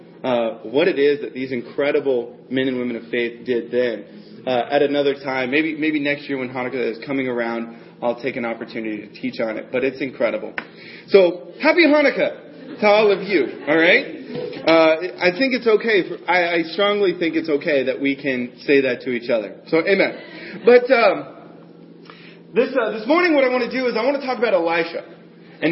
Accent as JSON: {"language": "English", "region": "the South", "country": "United States", "tie": "born or raised there", "moved": "yes", "said": "I grew up in the South"}